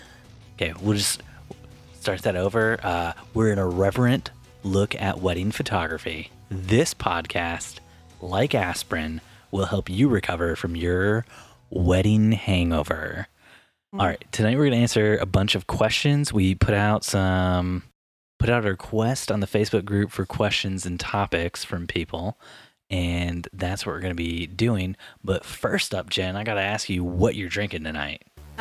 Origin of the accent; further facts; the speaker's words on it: Michigan, United States; born there; also born or lived in Indiana; If people know I was born in Michigan, it ruins the podcast.